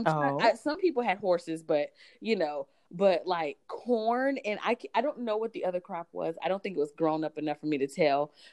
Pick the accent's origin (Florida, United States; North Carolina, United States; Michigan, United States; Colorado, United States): North Carolina, United States; moved away as an adult; now in Iowa, United States; I'm from North Carolina